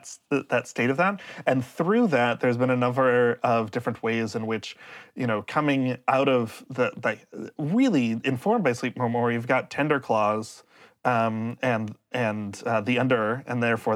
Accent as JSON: {"language": "English", "town": "Los Angeles", "region": "California", "country": "United States", "tie": "born or raised there", "said": "I grew up in Los Angeles during the time of Tamara, the play"}